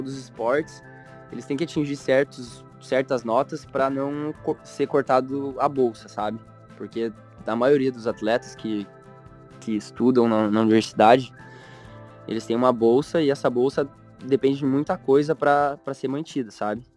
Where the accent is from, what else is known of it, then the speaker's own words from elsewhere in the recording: Pato Branco, Paraná, Brazil; moved away as an adult; also born or lived in Curitiba / United States; now in Florianópolis, Brazil; eu sou natural de Pato Branco, que nem você, tanto que a gente estudou muito tempo juntos, mas eu fui bem novo para Curitiba